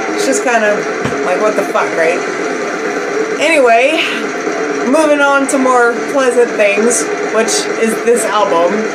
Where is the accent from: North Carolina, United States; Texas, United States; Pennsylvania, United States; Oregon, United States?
Pennsylvania, United States; Pittsburgh; I'm from Pittsburgh